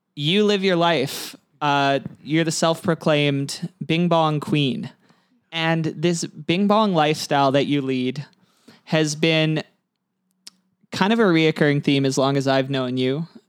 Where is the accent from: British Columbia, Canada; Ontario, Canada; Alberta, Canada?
British Columbia, Canada; Kelowna; I had a little home trip to Kelowna